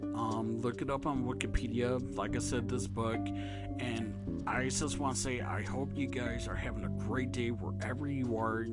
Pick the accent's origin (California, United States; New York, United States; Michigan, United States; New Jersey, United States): Michigan, United States; I'm actually from Michigan